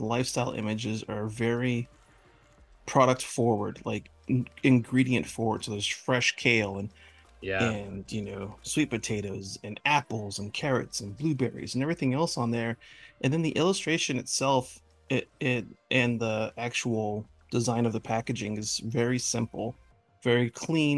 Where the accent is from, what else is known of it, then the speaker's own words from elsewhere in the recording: California, United States; I'm from California, but I was raised by a couple of Southerners. My mom's from Texas and my dad's from Louisiana.